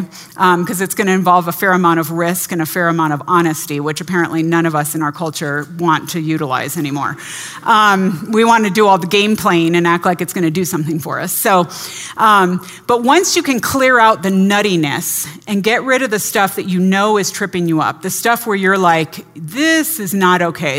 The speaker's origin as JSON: {"language": "English", "region": "California", "country": "United States", "tie": "born or raised there", "said": "I grew up in the California public schools"}